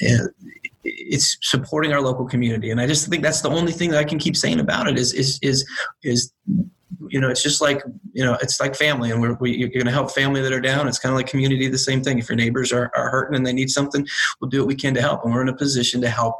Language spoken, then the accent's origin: English; South Carolina, United States; born or raised there; moved away